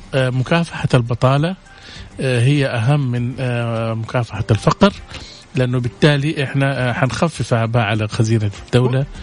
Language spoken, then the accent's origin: Arabic; Saudi Arabia; عندنا في السعودية